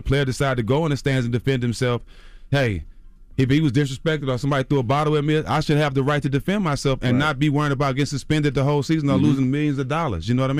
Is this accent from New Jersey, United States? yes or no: no; Port Arthur, Texas, United States; My life was really in danger, mm-hmm. you know, growing up in Port Arthur, Texas.